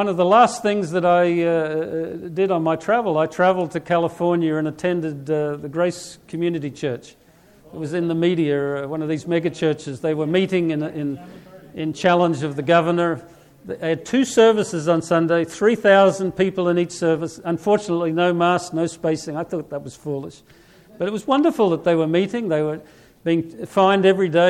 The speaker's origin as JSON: {"language": "English", "country": "Australia", "moved": "yes", "said": "I'm from Australia"}